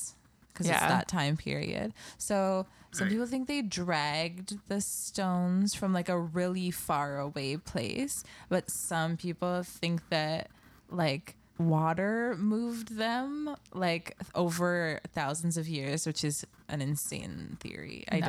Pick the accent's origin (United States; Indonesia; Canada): Canada; in Canada, like, I've never seen a gun in real life.